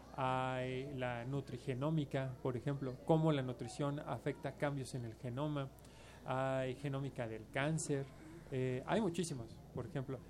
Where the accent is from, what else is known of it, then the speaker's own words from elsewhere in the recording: Mexico; somos los mexicanos